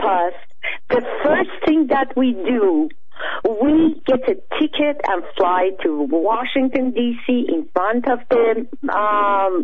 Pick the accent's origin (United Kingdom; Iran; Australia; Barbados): Iran; moved away; I am proud to be Iranian. Even they killed my father, even they executed him